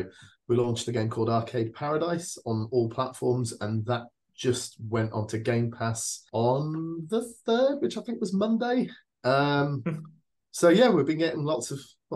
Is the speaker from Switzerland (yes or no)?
yes; Switzerland; I grew up in Switzerland